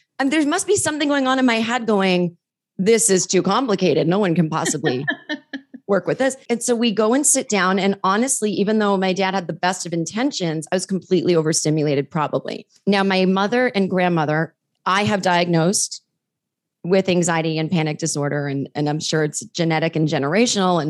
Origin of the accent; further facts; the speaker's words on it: Massachusetts, United States; I grew up in Massachusetts